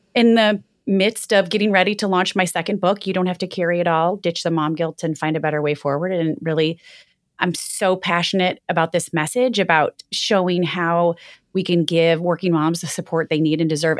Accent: Michigan, United States; moved away; growing up in Michigan, we would always write on the windshield with the snow

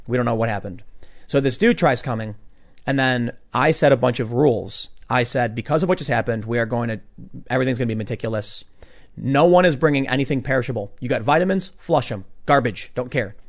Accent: Chicago, Illinois, United States; we're both from Chicago

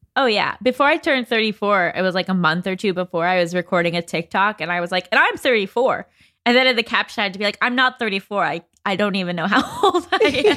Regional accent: Westchester, New York, United States; moved away as an adult; now in Los Angeles, United States; I'm from Westchester, New York, but I've lived in L A since I was eighteen

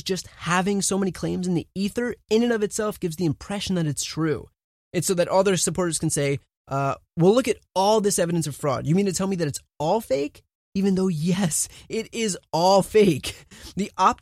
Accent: New Jersey, United States; moved away; I'm originally from New Jersey

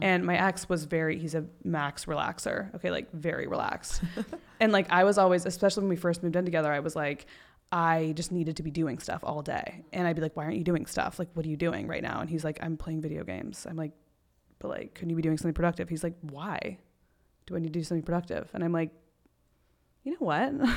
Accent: Texas, United States; moved away; also born or lived in Panama City, Florida / Destin, Florida; I grew up mostly in Texas

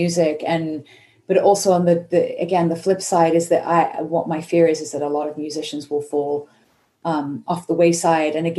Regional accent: United Kingdom; now in United States; I'm British

